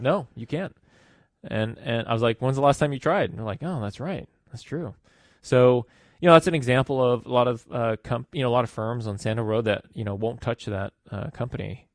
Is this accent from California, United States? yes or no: yes; Los Angeles, California, United States; I was born and raised in Los Angeles